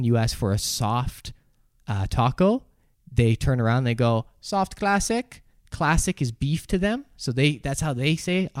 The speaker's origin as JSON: {"language": "English", "country": "Canada", "said": "as a Canadian"}